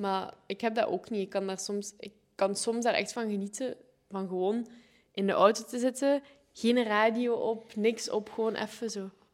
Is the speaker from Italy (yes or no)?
no; Sint-Truiden, Flanders, Belgium; moved away; also born or lived in Ghent / Zwolle; Ik ben geboren in Sint-Truiden